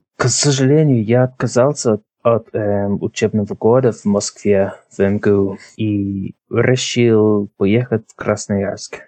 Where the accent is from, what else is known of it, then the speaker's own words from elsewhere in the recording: Drogheda, Leinster, Ireland; Russian is a second language; Я родился в Трахеде. Мне сейчас 29. Но родился в Трахеде. Мне мама из Дублина, папа тоже из Трахеди. И я ходил в школу здесь. И всю жизнь почти жил здесь, в Трахеде.